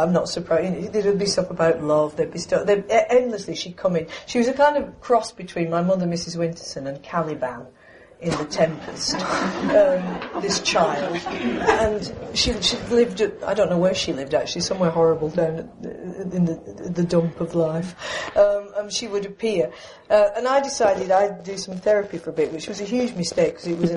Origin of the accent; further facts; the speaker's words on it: United Kingdom; I'm British